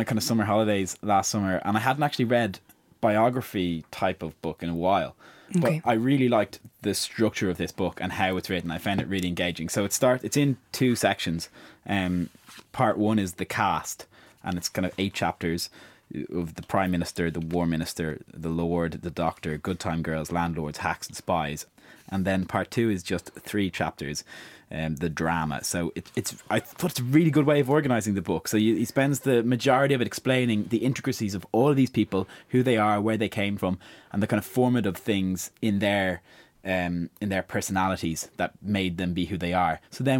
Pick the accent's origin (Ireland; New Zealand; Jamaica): Ireland; as an Irish person coming on the tail end of huge land speculation over recent years, I could kind of draw some parallels between how that had happened in Britain in the 60s and in Ireland, I suppose, in the 90s and 2000s.